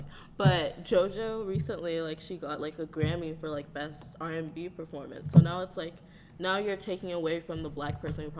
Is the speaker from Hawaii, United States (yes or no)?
no; Atlanta, Georgia, United States; growing up in Atlanta